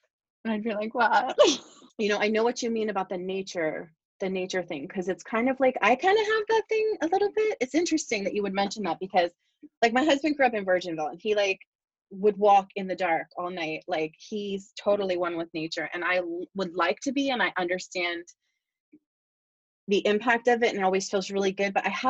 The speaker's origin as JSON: {"language": "English", "region": "Pennsylvania", "country": "United States", "tie": "born or raised there", "said": "I grew up in Bucks, but I lived in Philadelphia for a while with my husband"}